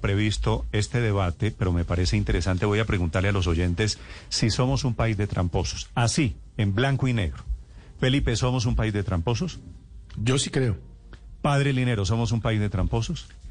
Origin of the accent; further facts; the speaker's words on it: Colombia; todos somos colombianos